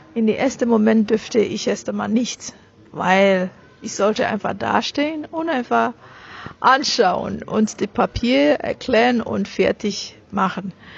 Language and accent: German; Nigeria; German is a second language; moved away as an adult; now in Germany; ich bin eine reine, meines Wissens reine Nigerianerin. Ich bin aus Nigeria meine Eltern sind aus Nigeria.